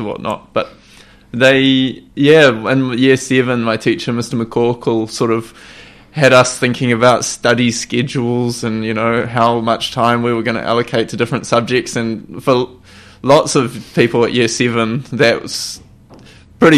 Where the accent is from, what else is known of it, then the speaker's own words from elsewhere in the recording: Hawke's Bay, New Zealand; moved away as an adult; also born or lived in Japan; I am born and bred in Hawke's Bay, attended a few great schools here too